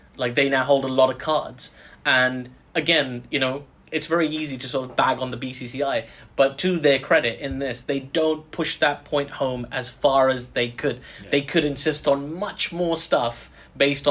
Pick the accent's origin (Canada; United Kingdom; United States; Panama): United Kingdom; I'm British, but of Pakistani heritage. Both my parents were born in Lahore in Pakistan